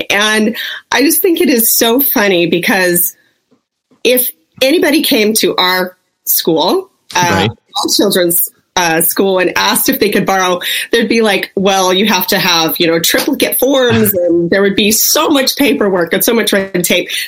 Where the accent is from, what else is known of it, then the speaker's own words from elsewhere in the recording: Las Vegas, Nevada, United States; born there; I was born in Las Vegas